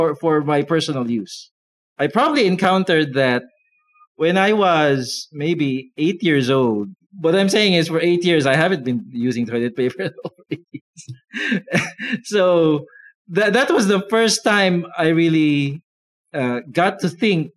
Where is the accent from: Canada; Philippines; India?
Philippines; as a Filipino, I wasn't born with toilet paper. I never grew up with it.